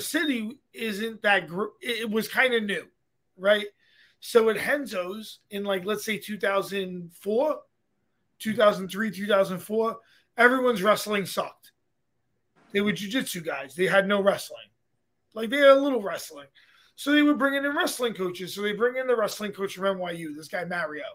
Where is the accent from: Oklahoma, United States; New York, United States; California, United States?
New York, United States; New York City; I'm from Brooklyn, so I didn't start driving until I was, let's say, 20.